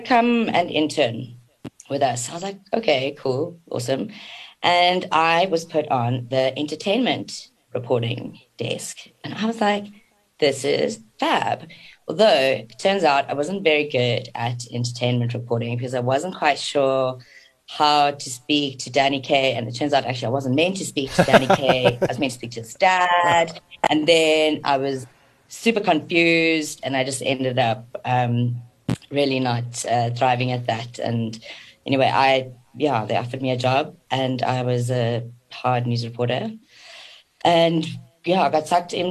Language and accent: English; Free State, South Africa; accent: Free State; I'm also from the Free State, as you can hear. I sound very much like I'm from the Free State